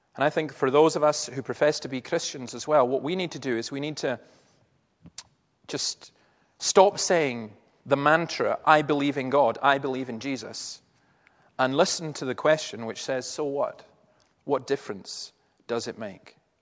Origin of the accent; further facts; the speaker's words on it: Easter Ross, Scotland, United Kingdom; I'm actually from Easter Ross